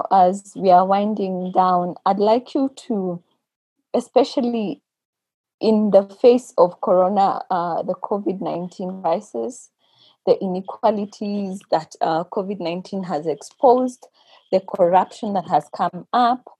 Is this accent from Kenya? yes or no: yes; Kenya; we as the Kenyan church